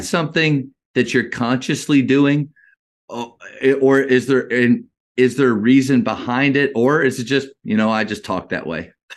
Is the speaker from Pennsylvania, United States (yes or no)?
yes; Berwick, Pennsylvania, United States; also born or lived in Dallas-Fort Worth, Texas; now in Dallas, United States; I'm actually from Pennsylvania, uh, two hours north of Philly. Uh, that's where I grew up.